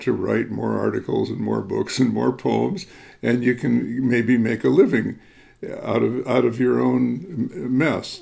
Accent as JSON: {"language": "English", "town": "Chicago", "region": "Illinois", "country": "United States", "tie": "born or raised there", "also_born_or_lived": "upper Midwest", "said": "I grew up in the Chicago area, so I'm very accustomed to hard winters"}